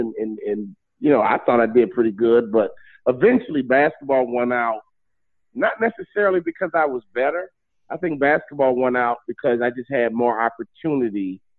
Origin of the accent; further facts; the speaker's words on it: Chicago, Illinois, United States; growing up in Chicago, we were a baseball family.